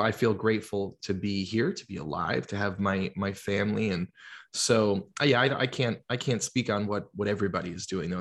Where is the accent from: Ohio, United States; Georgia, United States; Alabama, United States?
Georgia, United States; also born or lived in New Jersey; I'm from New Jersey originally. I, I grew up in Georgia, but I lived in New Jersey, um, when I was a little kid